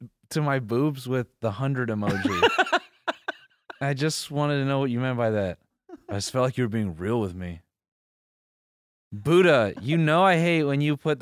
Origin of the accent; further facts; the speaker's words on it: Wisconsin, United States; I'm from Wisconsin.